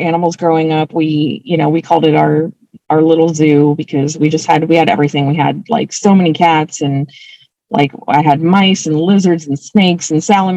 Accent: Anaheim, California, United States; Grew up in Orange County, went to school there

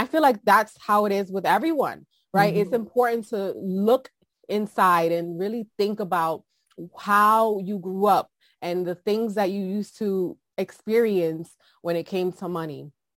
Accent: New York City, New York, United States; So like I said, I'm originally from New York City. My parents came to the U.S. before I was born. So in the 80s, early 80s.

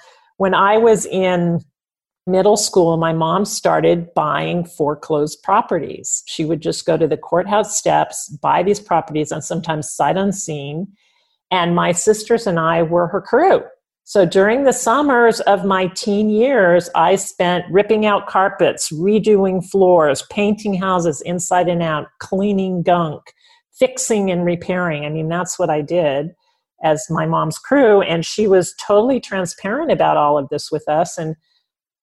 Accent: Bay Area, California, United States; I grew up in the Bay Area

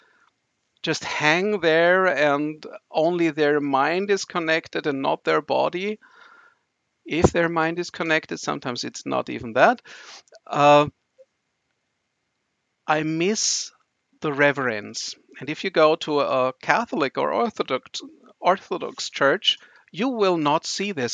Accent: Vienna, Austria; I'm from Austria, from Vienna, so this is the old continent with old traditions

